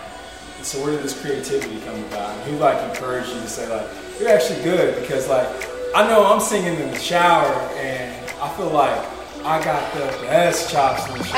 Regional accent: Olathe, Kansas, United States; born or raised there; also born or lived in Overland Park, Kansas

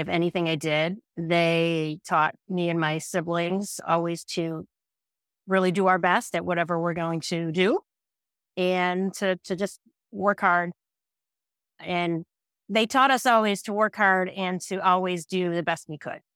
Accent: Western New York, United States; moved away as an adult; also born or lived in Boston; I grew up in Western New York

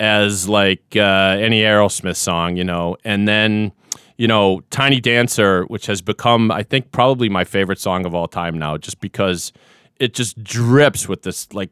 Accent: Boston, Massachusetts, United States; I'm the guy from Boston

